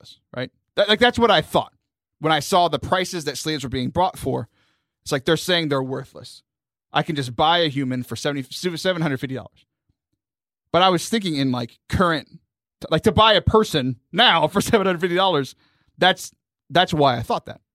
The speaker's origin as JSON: {"language": "English", "region": "the South", "country": "United States", "tie": "born or raised there", "said": "I grew up in the South"}